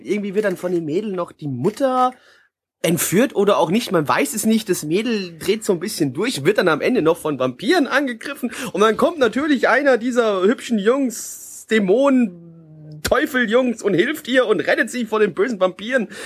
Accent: Germany; Ich bin Deutscher, da rede ich auch Deutsch.

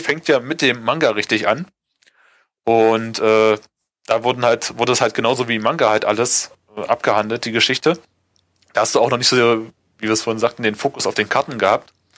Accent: Germany; bei uns in Deutschland

